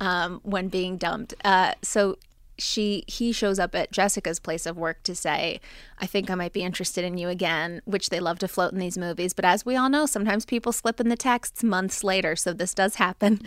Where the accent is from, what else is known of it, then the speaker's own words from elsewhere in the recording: New Jersey, United States; I'm from Jersey